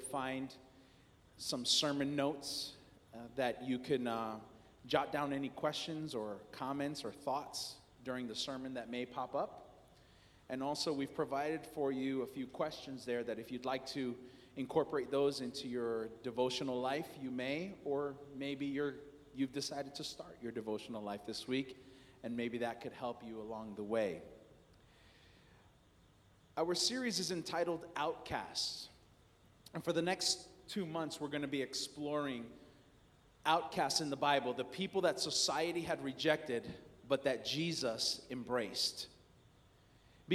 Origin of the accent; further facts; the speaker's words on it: New York, United States; now in Clinton, United States; I'm not a New Englander. I'm actually from New York.